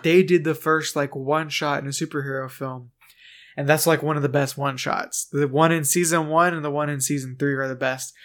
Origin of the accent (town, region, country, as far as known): United States